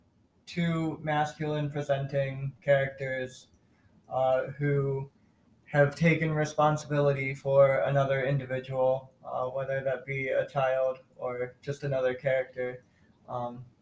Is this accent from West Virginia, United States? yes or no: no; Ohio, United States; now in Orlando, United States; I grew up in Ohio, and now I live down in Florida.